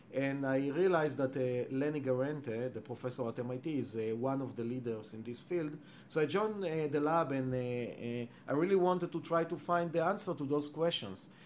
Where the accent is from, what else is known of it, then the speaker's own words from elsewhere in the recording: Israel; English is a second language; moved away as an adult; now in Cambridge, United States; I was born and raised in Israel